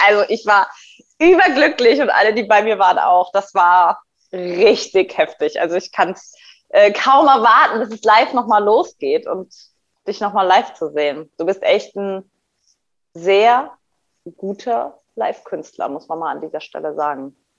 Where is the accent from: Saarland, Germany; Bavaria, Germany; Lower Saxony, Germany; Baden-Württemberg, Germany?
Saarland, Germany; Saarbrücken; in meiner Heimatstadt Saarbrücken